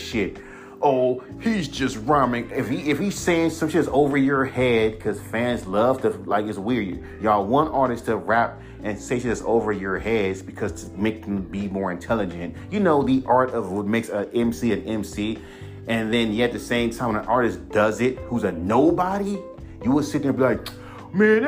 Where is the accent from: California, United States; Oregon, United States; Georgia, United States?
California, United States; I'm a Cali nigga. I'm from California.